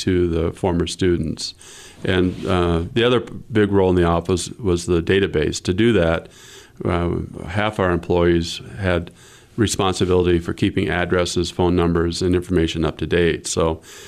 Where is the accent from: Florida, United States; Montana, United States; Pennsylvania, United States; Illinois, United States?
Montana, United States; Libby; now in Missoula, United States; I came from Libby. Libby's my hometown